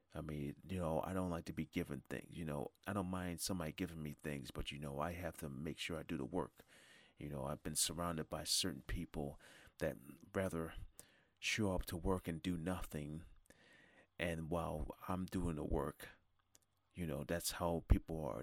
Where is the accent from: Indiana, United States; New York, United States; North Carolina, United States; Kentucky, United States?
New York, United States; Niagara Falls; I'm from Niagara Falls, New York